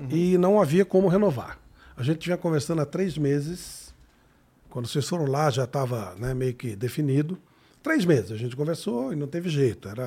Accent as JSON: {"language": "Portuguese", "town": "Ribeirão Preto", "region": "São Paulo", "country": "Brazil", "said": "eu sou de Ribeirão Preto"}